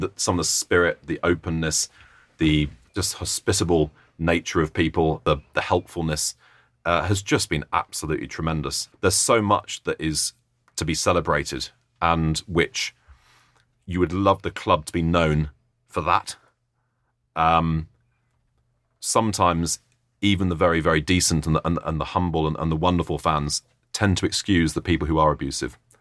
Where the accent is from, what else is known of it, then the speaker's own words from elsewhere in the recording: Oxford, South East England, United Kingdom; moved away; my hometown team, Oxford